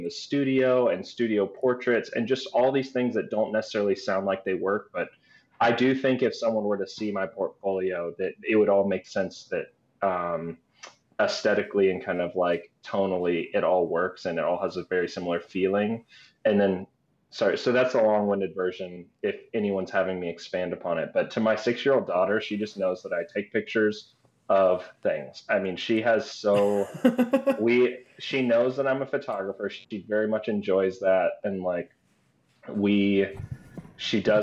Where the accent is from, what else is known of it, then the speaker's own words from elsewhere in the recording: Tallahassee, Florida, United States; part Asian and growing up in like a weird town in the South, like Tallahassee.